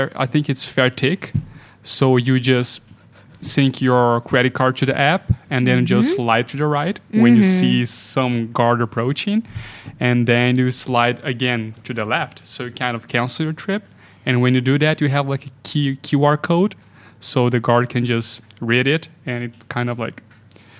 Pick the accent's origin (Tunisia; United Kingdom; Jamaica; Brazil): Brazil; now in Geneva, Switzerland; I come from Brazil